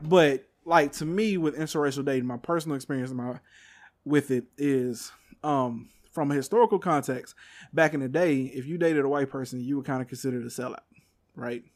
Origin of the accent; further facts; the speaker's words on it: Texas, United States; I'm from Texas